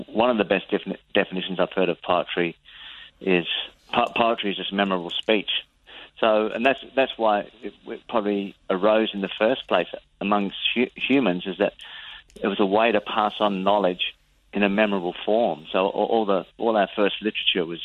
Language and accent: English; Adelaide, South Australia, Australia; We're both from Adelaide.